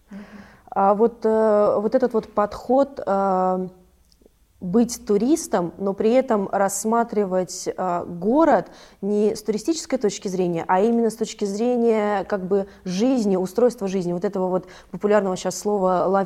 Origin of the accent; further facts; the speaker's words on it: Vyborg, Leningrad Oblast, Russia; я сама уроженка города Выборга